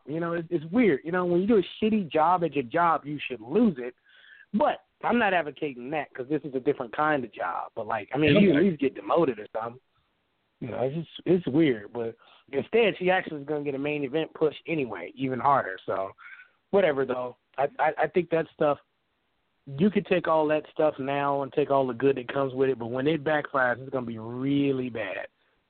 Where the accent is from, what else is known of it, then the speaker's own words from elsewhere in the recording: Chicago, Illinois, United States; Oh, well, no, look, nigga, no, I'm from Chicago. That's what you're going to hear. … from Chicago, I got a 312 number.